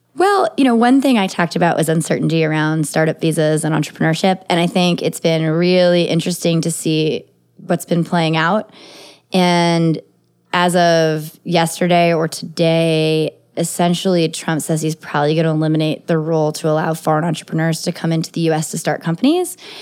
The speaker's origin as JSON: {"language": "English", "country": "United States", "tie": "born or raised there", "said": "I'm an American citizen and I was born here in the United States"}